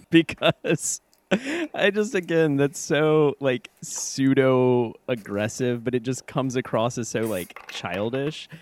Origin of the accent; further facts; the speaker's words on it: Kentucky, United States; I'm from Kentucky. Like we say y'all